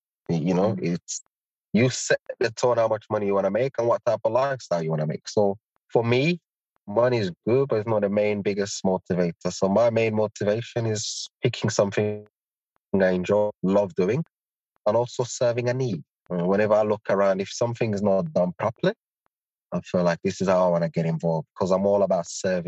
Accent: Birmingham, West Midlands, United Kingdom; also born or lived in East Africa; I grew up in Birmingham, already seeing a lot of Asians doing businesses.

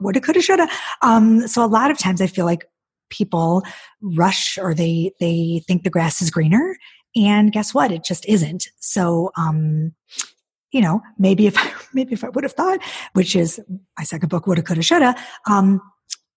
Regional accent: Detroit, Michigan, United States; moved away; also born or lived in Charlotte, North Carolina; we're both from Detroit

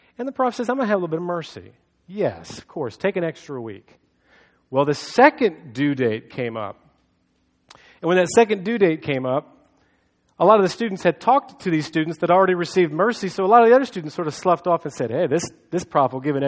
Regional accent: United States

